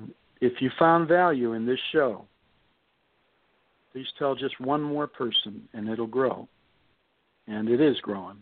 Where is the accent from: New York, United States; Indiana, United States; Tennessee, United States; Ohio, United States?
Ohio, United States; Youngstown; Lordstown, Ohio, right next to Youngstown, my hometown